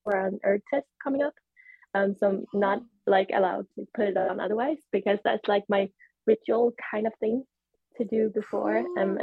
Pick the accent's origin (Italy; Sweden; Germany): Sweden; I'm from Sweden